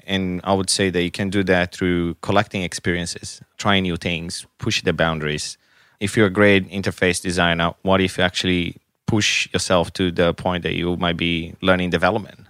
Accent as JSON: {"language": "English", "country": "Brazil", "second_language": "English", "moved": "yes", "lives_now": "Canberra, Australia", "said": "I'm from Brazil."}